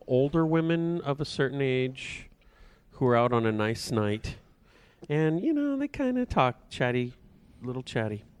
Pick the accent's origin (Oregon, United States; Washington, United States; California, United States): California, United States; Porterville; growing up in Porterville, it's the kind of town, because there's not a whole lot going on